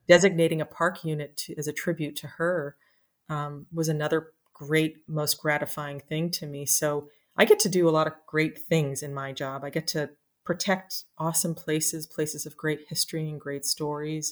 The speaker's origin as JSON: {"language": "English", "region": "New Jersey", "country": "United States", "tie": "born or raised there", "also_born_or_lived": "Washington, D.C.", "moved": "as an adult", "said": "I, uh, was a kid in New Jersey who loved the outdoors"}